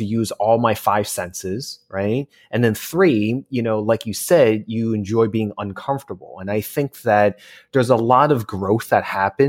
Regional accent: East Coast, United States; I'm a transplant in California. I'm originally from the East Coast.

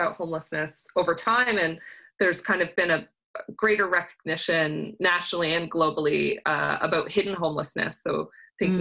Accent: Owen Sound, Ontario, Canada; now in Toronto, Canada; grew up in Owen Sound

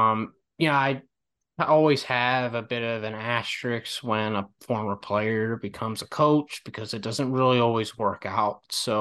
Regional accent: Pennsylvania, United States; I'm from the Villanova area.

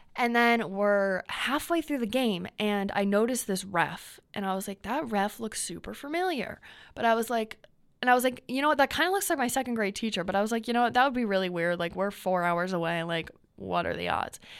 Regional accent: New York, United States; accent: New York; I have an accent, like, once every other week. Like a New York, like, accent.

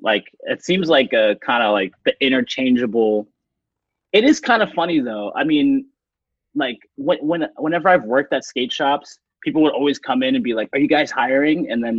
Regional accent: Framingham, Massachusetts, United States; I'm also from Framingham

